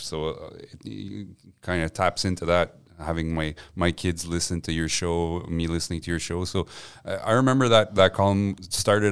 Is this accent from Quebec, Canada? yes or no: yes; Montreal, Quebec, Canada; first language French; English is a second language; also born or lived in Gaspé / Westmount; I grew up on the West Island